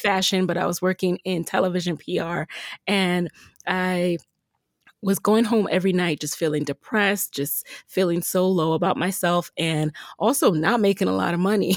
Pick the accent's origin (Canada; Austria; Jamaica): Jamaica; I'm from Jamaica